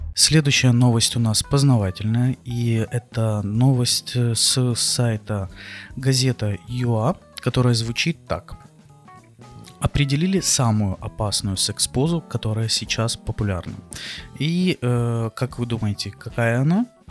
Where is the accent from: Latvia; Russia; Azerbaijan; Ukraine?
Ukraine; Odesa, Odesa Oblast; Я из Одессы